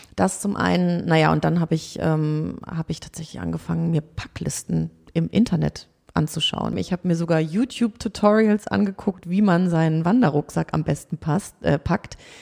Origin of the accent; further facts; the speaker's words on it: Hamburg, Germany; aus Hamburg